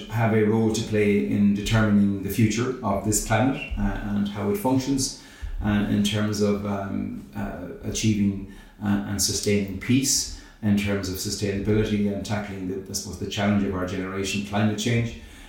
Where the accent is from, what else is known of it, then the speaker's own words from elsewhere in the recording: Athenry, Connacht, Ireland; I come from Athenry in County Galway on the west coast of Ireland